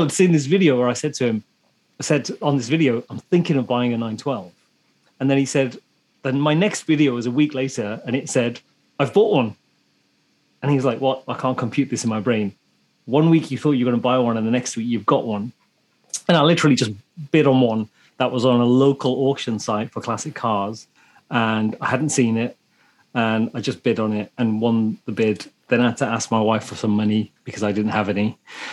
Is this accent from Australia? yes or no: no; England, United Kingdom; I'm a Brit living in England